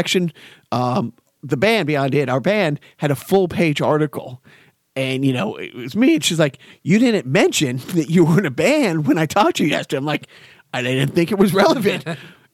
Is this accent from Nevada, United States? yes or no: no; Everett, Massachusetts, United States; now in Lowell, United States; I grew up in Everett